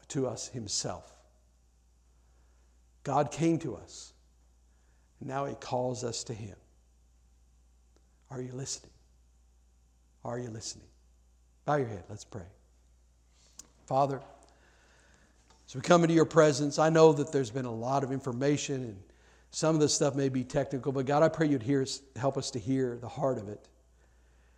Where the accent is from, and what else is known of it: United States